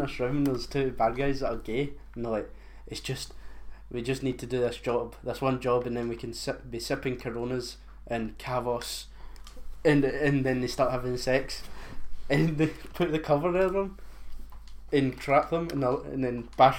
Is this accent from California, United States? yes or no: no; Hawaii, United States; I'm Hawaiian, bro.